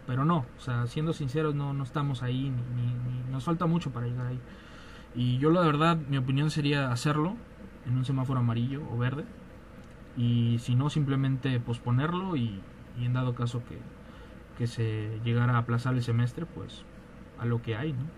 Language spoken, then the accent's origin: Spanish; Mexico; nosotros somos de provincia